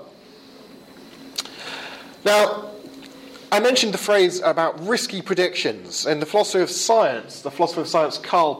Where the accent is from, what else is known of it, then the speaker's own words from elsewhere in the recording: England, United Kingdom; as we English say